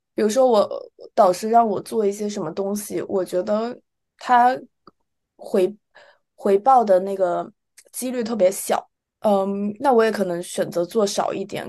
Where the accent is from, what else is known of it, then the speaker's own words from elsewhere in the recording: China; moved away; 什么朋友啊都在国内，所以，而且从小在那个环境下长大